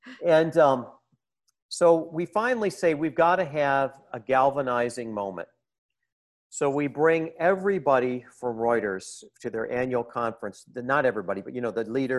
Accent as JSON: {"language": "English", "country": "United States", "tie": "born or raised there", "said": "I'm very American this way."}